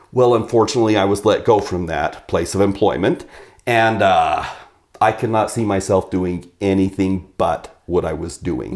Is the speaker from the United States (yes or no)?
yes; Idaho, United States; also born or lived in Southern Oregon; we were in Southern Oregon, so I came back to Idaho